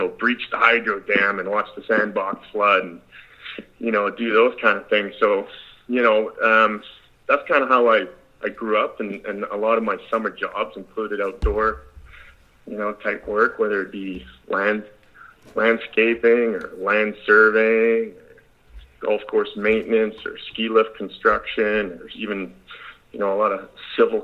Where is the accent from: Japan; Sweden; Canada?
Canada; I'm Canadian